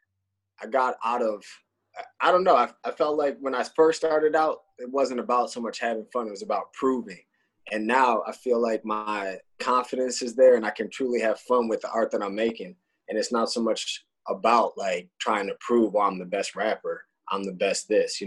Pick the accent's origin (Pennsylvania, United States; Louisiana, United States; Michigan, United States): Michigan, United States; Detroit; I'm born and raised in Detroit